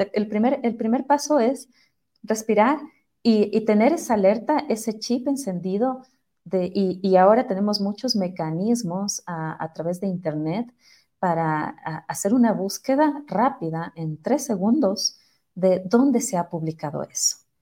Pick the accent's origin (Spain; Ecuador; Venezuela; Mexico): Ecuador; como ecuatorianos, como ciudadanos